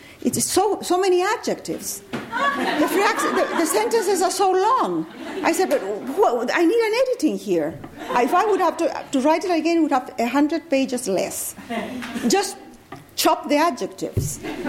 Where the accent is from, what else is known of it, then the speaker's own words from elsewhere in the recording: Chile; also born or lived in Peru / Venezuela; Well, being in America or being Chilean, I have been a foreigner all my life. I was born in Peru of diplomatic parents. Then my father left. We moved to Chile.